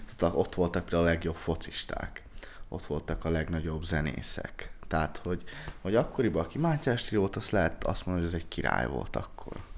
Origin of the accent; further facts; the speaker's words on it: Budapest, Hungary; én köztársaságtéri vagyok. Ezt ezt, ezt, ezt, ezt el kell mondanom, hogy én ott nőttem fel